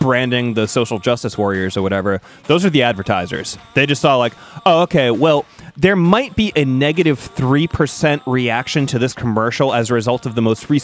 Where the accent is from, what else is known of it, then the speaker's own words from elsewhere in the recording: Saugus, Massachusetts, United States; in my hometown, see the pun there, of Saugus, Massachusetts